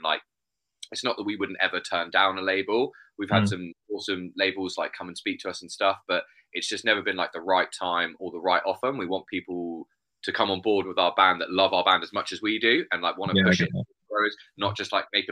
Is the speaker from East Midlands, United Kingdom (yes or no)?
no; Bournemouth, South West England, United Kingdom; also born or lived in Poole; I'm from Bournemouth. I'd say Bournemouth.